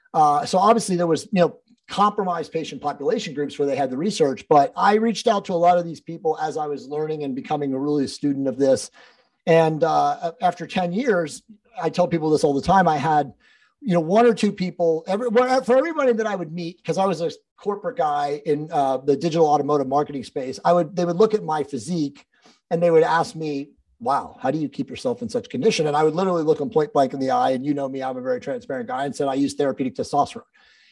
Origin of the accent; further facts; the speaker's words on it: East Coast, United States; I was from the East Coast originally and moved out to the West Coast to get into Hollywood and be an actor